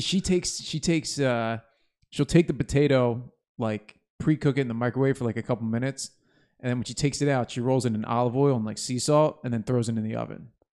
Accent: New Jersey, United States; I'm from Jersey

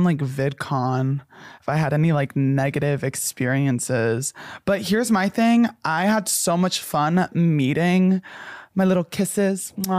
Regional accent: New Jersey, United States; I grew up in New Jersey.

